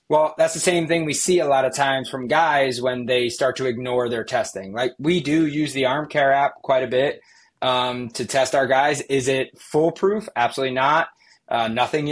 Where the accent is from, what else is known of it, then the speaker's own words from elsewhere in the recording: Yorktown, New York, United States; I'm partial to like my hometown one right there. So probably Maria's Pizza in Yorktown is great